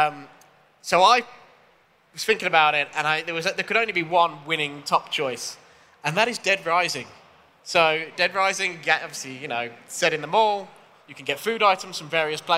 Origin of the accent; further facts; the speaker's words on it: United Kingdom; we are British